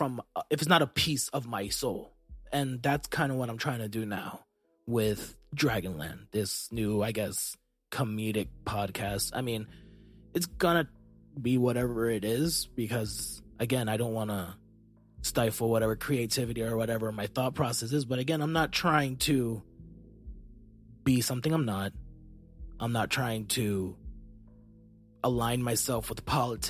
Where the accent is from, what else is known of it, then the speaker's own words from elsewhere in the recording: United States; I'm an American